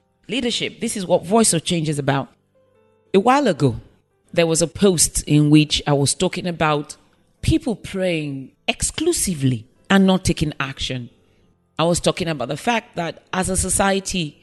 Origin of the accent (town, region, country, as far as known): Nigeria